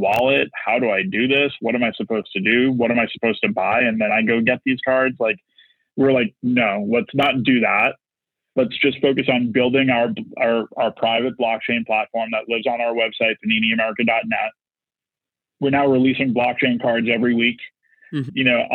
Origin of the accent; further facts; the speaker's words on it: Boston, Massachusetts, United States; I'm from Boston